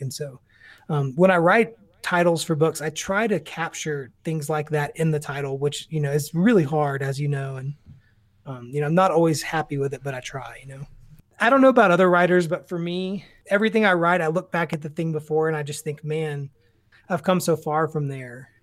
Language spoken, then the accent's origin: English; Tyler, Texas, United States; I grew up in Tyler, Texas.